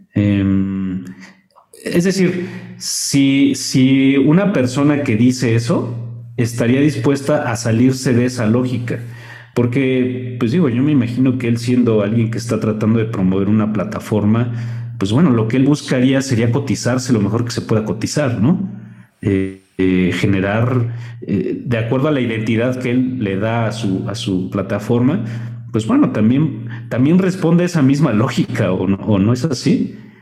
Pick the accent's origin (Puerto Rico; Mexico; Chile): Mexico; nos asumimos como mexicanos